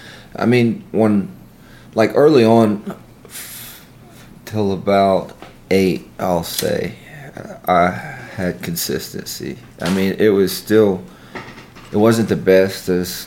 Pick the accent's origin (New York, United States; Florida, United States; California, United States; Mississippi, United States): Mississippi, United States; Columbus; also born or lived in Amory, Mississippi; I'm from Columbus, Mississippi. I was born in Amory, but I mean, might as well have been born in Columbus as long as I've lived here. I've lived with my grandparents the majority of my life